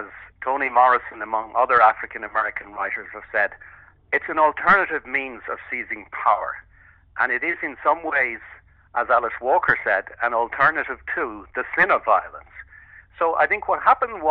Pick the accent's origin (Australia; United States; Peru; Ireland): Ireland; growing up in Ireland in the 60s and 70s